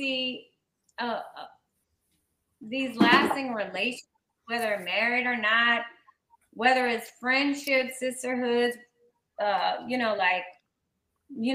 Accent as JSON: {"language": "English", "town": "Slidell", "region": "Louisiana", "country": "United States", "tie": "born or raised there", "also_born_or_lived": "Mississippi", "moved": "yes", "said": "I grew up in Slidell, the outskirts of New Orleans"}